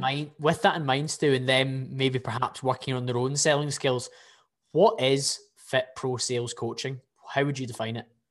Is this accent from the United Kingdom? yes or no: yes; Scotland, United Kingdom; I can probably get away as a Scottish person